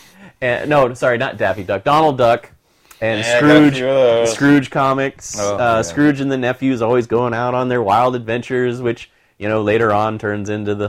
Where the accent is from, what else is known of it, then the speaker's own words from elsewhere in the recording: Midwest, United States; I grew up in the Midwest, very Bible Belty